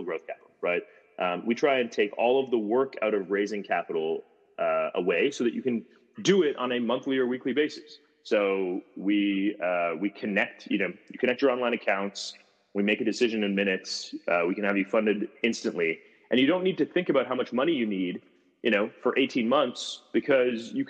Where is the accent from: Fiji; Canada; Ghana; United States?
Canada; moved away as an adult; introduction into Silicon Valley as a Canadian with no real network